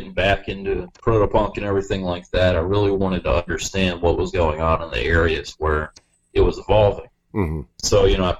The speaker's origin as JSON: {"language": "English", "town": "Charlotte", "region": "North Carolina", "country": "United States", "tie": "born or raised there"}